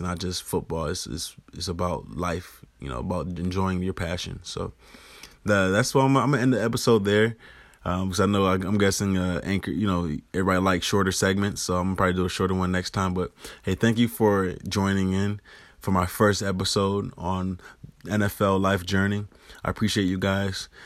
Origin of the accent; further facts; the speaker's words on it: Rochester, New York, United States; internships in high school with news stations in my hometown of Rochester, New York